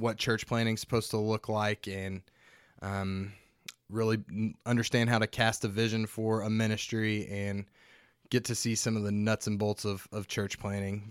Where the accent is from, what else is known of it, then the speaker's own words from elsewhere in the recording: Hobbs, New Mexico, United States; the only Republican voting part of New Mexico is where I'm from. Uh, Hobbs, New